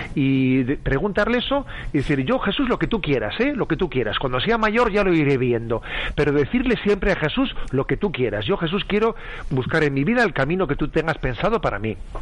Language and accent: Spanish; San Sebastián, Basque Country, Spain; soy de San Sebastián y entonces tengo, la familia conmigo